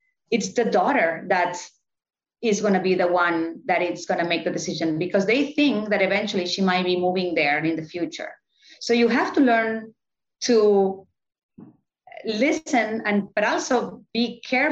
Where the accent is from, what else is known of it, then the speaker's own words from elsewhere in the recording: Barcelona, Catalonia, Spain; moved away as an adult; also born or lived in New York; now in Miami, United States; I was born in Barcelona